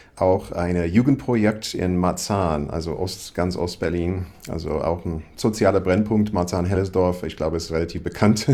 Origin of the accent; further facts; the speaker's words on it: Iowa, United States; German is a second language; moved away as an adult; also born or lived in Berlin; now in Germany; ich komme aus Iowa, ist sehr landlich